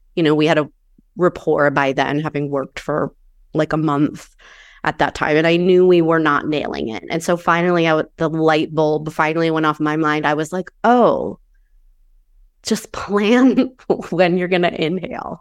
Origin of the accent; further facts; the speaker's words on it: Maine, United States; also born or lived in New Hampshire; now in Southern California, United States; I grew up in Maine and then New Hampshire, and I currently live in Southern California.